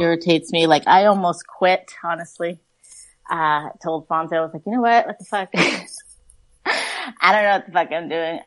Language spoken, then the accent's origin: English; Oceanside, California, United States; now in Fallbrook, United States; I live in Fallbrook. I work in Vista. I'm from Oceanside